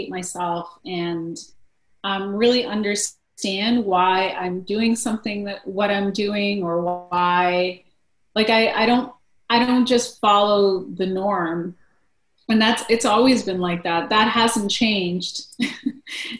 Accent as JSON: {"language": "English", "town": "Winnipeg", "region": "Manitoba", "country": "Canada", "tie": "born or raised there", "also_born_or_lived": "India", "moved": "as an adult", "said": "I'm a prairie girl, so I was born and raised in Winnipeg, Manitoba"}